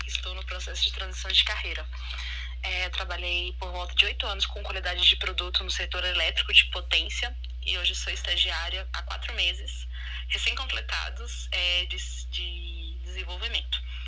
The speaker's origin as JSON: {"language": "Portuguese", "region": "Minas Gerais", "country": "Brazil", "said": "eu sou de Minas Gerais"}